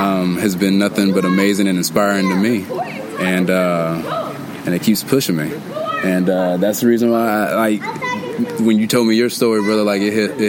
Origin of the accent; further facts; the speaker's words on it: Dayton, Ohio, United States; I came from Dayton, Ohio.